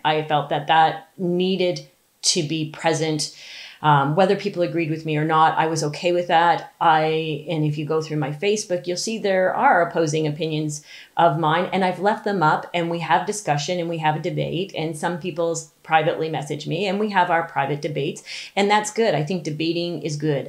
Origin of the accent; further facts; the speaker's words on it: Ontario, Canada; I'm from Ontario